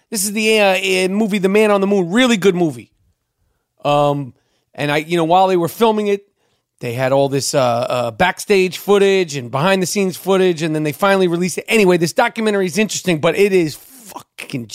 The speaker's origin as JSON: {"language": "English", "town": "New York City", "region": "New York", "country": "United States", "tie": "born or raised there", "said": "In the 70s, you know, I grew up in Manhattan"}